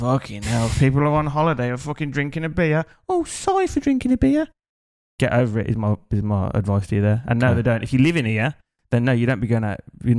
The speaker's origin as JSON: {"language": "English", "region": "England", "country": "United Kingdom", "moved": "yes", "lives_now": "Thailand", "said": "being English"}